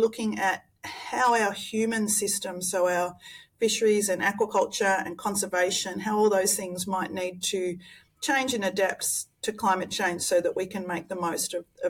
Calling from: Tasmania, Australia; I'm zooming in from Nipalina Lutruwita, or Tasmania, where the Muwinina people have cared for land, sea and country for many, many thousands of years.

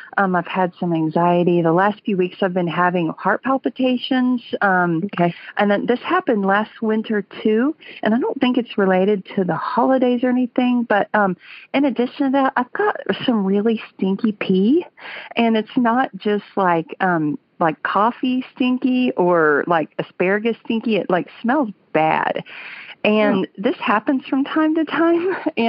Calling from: Fayetteville, Arkansas, United States; I'm calling you from Sweet Home, Arkansas.

